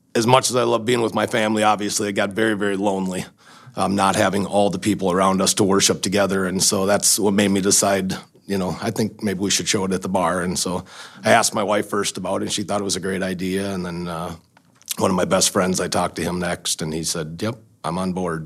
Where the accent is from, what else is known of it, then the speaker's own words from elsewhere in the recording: Baldwin, Wisconsin, United States; I grew up in Wisconsin, in Baldwin, Baldwin Woodville uh, School District is where I went to school